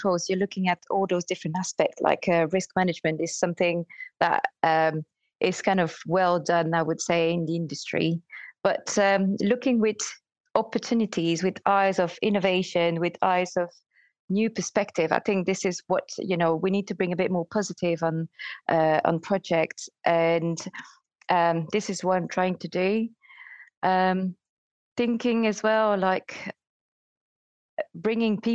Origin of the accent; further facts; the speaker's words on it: Belgium; moved away as an adult; now in United Kingdom; I started in another country, so I'm from Belgium